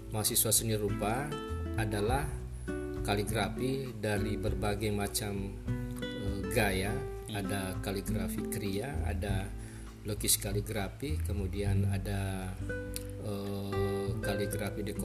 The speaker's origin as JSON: {"language": "Indonesian", "town": "Polewali Mandar", "region": "West Sulawesi", "country": "Indonesia", "said": "Asal saya dari Pulman, Sulawesi Barat"}